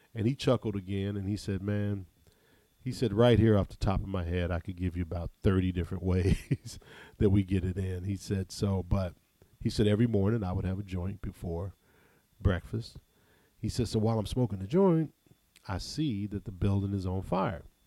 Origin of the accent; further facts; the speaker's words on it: Ohio, United States; I'm from Ohio